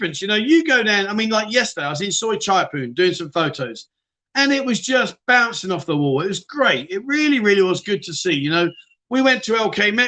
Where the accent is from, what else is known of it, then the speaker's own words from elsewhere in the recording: London, United Kingdom; moved away as an adult; now in Pattaya, Thailand; Are you from London? I'm like, yeah